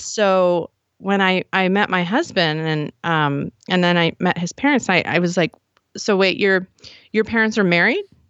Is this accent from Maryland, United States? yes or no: yes; Frederick, Maryland, United States; moved away as an adult; also born or lived in Silver Spring, Maryland / Baltimore, Maryland; now in Idaho, United States; was born in Silver Spring, grew up in Frederick